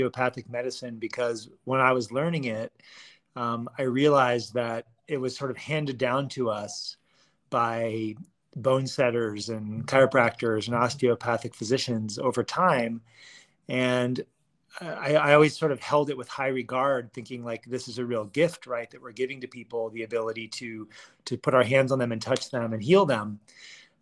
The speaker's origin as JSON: {"language": "English", "town": "Washington", "region": "District of Columbia", "country": "United States", "tie": "born or raised there", "moved": "as an adult", "lives_now": "Boulder, United States", "said": "I moved here after growing up in Washington, D.C. area on the East Coast"}